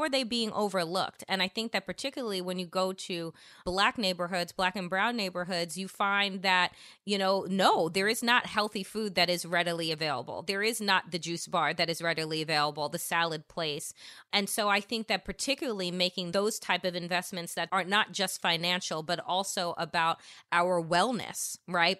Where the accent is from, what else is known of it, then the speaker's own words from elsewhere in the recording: Long Island, New York, United States; also born or lived in Washington, D.C.; now in Brooklyn, United States; I'm originally from Long Island, but before I moved back to New York and moved to Brooklyn, I was living in Washington, D.C. for 15 some odd years